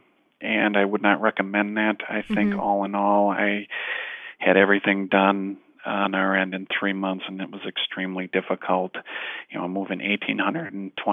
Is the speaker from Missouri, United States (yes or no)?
no; Fond du Lac, Wisconsin, United States; moved away as an adult; now in Kingman, United States; the area where I was born and raised in Fond du Lac, Wisconsin